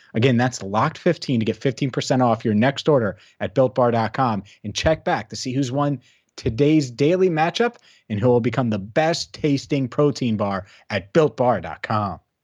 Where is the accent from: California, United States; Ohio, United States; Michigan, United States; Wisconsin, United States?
Ohio, United States; Cincinnati; I grew up in Cincinnati.